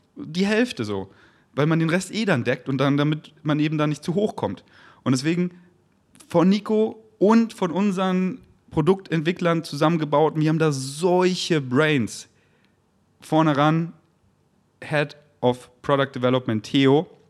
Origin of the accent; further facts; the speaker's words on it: Germany; in Deutschland geboren zu sein